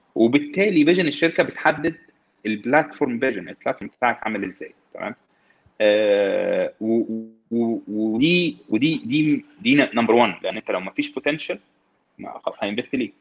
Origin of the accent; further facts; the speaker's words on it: Egypt; احنا عندنا في مصر